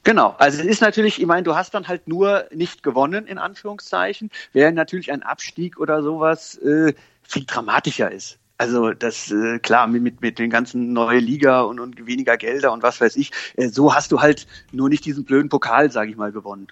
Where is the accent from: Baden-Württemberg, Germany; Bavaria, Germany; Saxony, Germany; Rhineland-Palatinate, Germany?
Rhineland-Palatinate, Germany; Koblenz; moved away; ich komme ja aus Koblenz ursprünglich